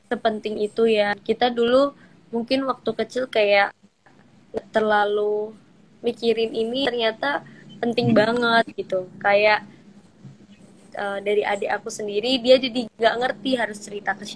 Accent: Surakarta, Central Java, Indonesia; mungkin kebetulan aku sama adik aku merantau kan dari Solo, aku merantau ke Bandung, adik aku merantau ke Jogja.

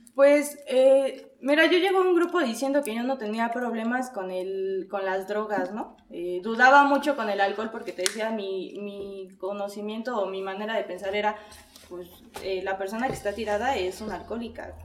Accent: Puebla, Mexico; soy de la ciudad de Puebla

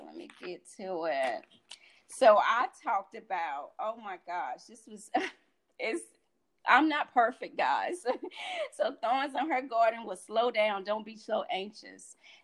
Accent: Sanford, North Carolina, United States; moved away; in my hometown. I'm from Sanford, North Carolina

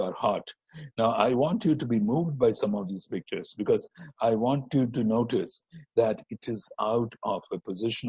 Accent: India; moved away; also born or lived in Singapore; as Indian Christians

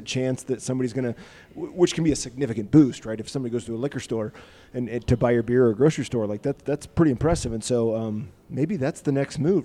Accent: Iowa, United States; I'm from Iowa.

